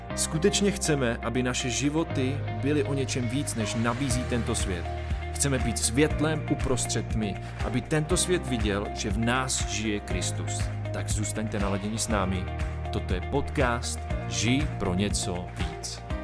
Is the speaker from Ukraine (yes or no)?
no; New Jersey, United States; Slovak is a second language; moved away as an adult; also born or lived in Minnesota; now in Slovakia; Narodil som sa v USA v Minnesota, ale vyrastol som v New Jersey nedaleko od oceánu